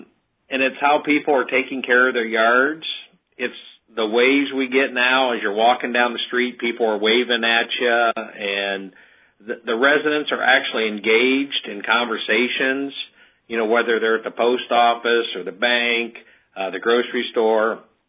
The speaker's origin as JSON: {"language": "English", "region": "Ohio", "country": "United States", "said": "we're from Ohio, a small village about 50 miles south of Toledo. We have a population of about 1,700 there."}